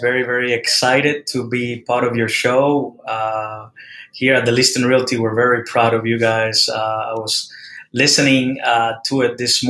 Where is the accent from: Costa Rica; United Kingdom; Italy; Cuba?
Cuba; Havana; also born or lived in Houston, Texas / Miami, Florida / Central Florida; now in Winter Garden, United States; I was born in Havana, Cuba. Lived in Central Florida for over 20 years now.